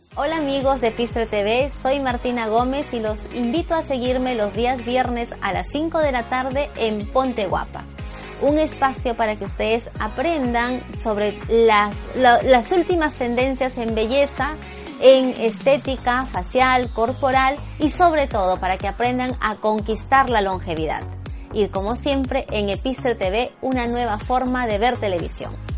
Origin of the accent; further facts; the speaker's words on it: Lima, Peru; 11 de agosto de 1967 nací en Lima, Perú